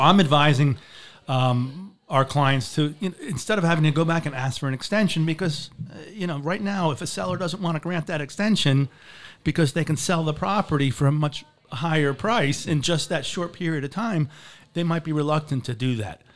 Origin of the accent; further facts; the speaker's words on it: Marco Island, Florida, United States; moved away as an adult; also born or lived in Boston; I grew up in Marco Island.